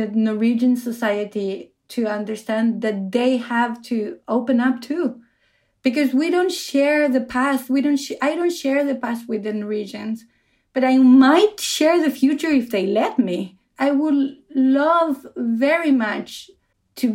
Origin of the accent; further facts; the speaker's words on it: Argentina; now in Oslo, Norway; I come from Argentina, and I live in Oslo in Norway